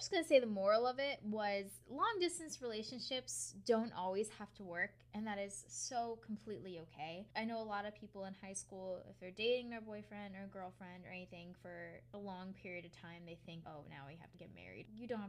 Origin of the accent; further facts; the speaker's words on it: Connecticut, United States; now in Long Island, United States; I moved from Connecticut to Long Island. I met a bunch of new people and that type of thing, but he still lives at home.